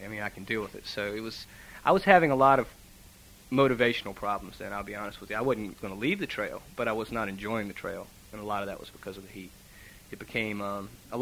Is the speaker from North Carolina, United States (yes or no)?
no; Virginia, United States; I'm from Virginia, so I have already done a lot of hiking in Virginia.